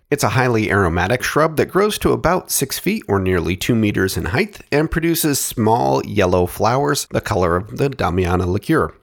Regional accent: Oregon, United States; my home state of Oregon

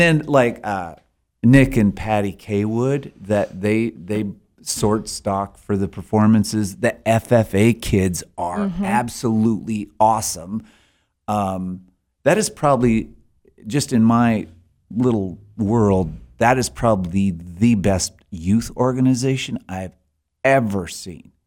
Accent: Alberta, Canada; moved away as an adult; now in Sheridan, United States; I'm from Alberta originally

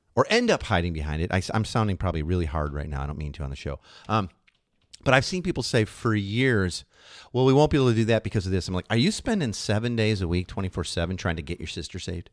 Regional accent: Midwest, United States; moved away; we're from the Midwest originally

